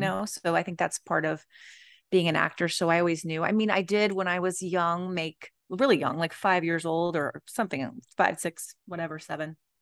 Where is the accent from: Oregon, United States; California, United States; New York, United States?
California, United States; Los Angeles; I grew up in the Los Angeles area